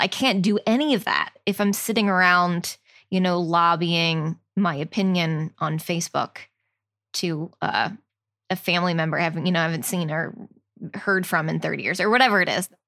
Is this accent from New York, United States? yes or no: no; New Jersey, United States; we're from New Jersey